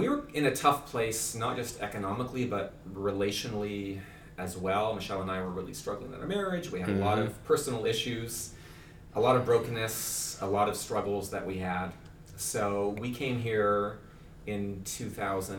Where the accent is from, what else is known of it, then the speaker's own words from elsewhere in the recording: Vancouver, British Columbia, Canada; moved away as an adult; now in Fredericton, Canada; I am from the Vancouver, British Columbia area